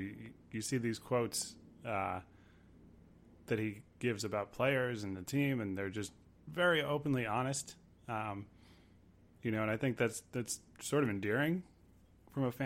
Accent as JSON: {"language": "English", "region": "Connecticut", "country": "United States", "tie": "born or raised there", "said": "the minor league teams that I grew up with in Connecticut"}